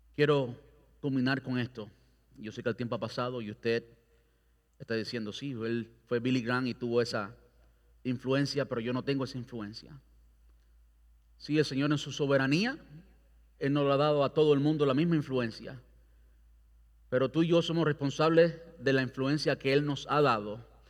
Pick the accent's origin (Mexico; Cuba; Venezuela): Cuba; now in Brandon, United States; yo soy cubano